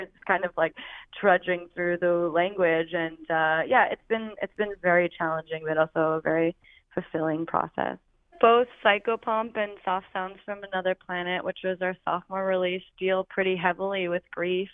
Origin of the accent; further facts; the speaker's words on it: Oregon, United States; now in Philadelphia, United States; I'm from Oregon originally